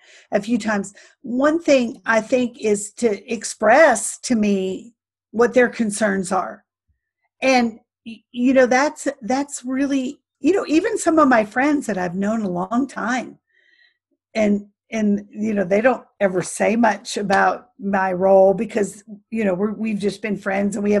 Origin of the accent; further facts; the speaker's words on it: right outside Chicago, Illinois, United States; moved away; I grew up right outside Chicago